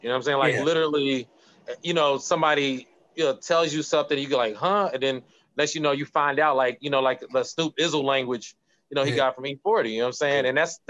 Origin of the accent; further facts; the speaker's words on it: Cincinnati, Ohio, United States; moved away; I'm from Cincinnati, Ohio originally.